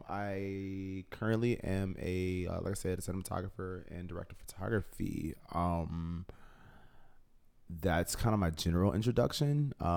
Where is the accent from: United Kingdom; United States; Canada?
United States; Chicago, Illinois; I'm born and raised on the South Side of Chicago.